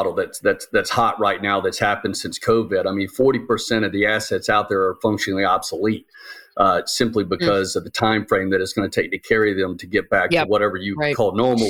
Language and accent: English; Jacksonville, Florida, United States; do the Jacksonville Jaguars, because I'm from Jacksonville, do they suck so bad because it's Jacksonville?